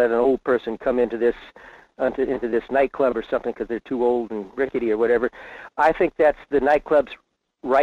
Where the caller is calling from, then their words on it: Fairbanks, Alaska, United States; in Fairbanks.